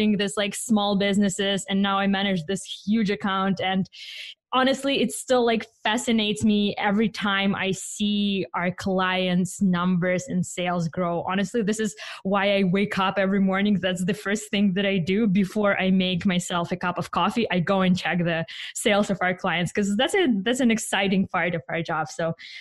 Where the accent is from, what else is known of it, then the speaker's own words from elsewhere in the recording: Ukraine; English is a second language; now in Vancouver, Canada; Originally, I'm from Europe. I'm from Ukraine, so you'd better get used to my accent.